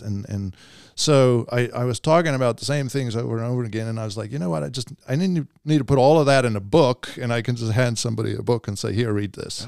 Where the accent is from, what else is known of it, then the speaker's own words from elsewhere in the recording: South Africa; moved away as an adult; I was, uh, born and raised in South Africa, and then, uh, in ninety-eight, um, you know, came over